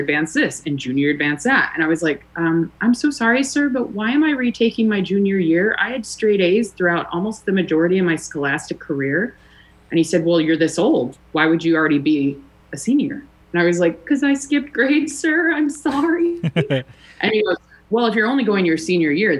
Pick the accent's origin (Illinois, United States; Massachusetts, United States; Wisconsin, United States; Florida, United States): Illinois, United States; Chicago; I grew up at Clark in Waveland.